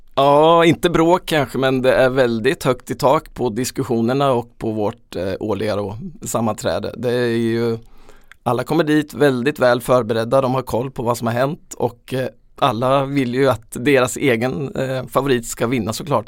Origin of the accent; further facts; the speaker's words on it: Småland, Sweden; vi lyssnade på radion hemma i Småland